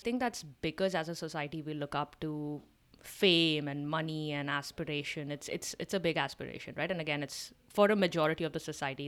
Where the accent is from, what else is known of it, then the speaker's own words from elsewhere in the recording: India; as an Indian